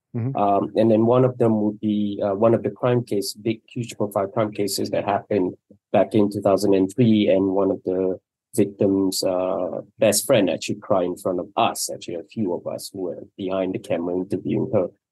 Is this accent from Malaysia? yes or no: yes; Malaysia; first language Malay; English is a second language; I grew up not speaking English and I grew up speaking in two languages. One is Malay and, or, and, and, and Mandarin because I went to Chinese school